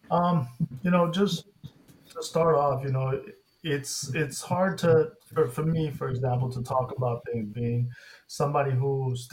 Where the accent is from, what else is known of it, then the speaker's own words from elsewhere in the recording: England, United Kingdom; born there; I was born in England, yeah.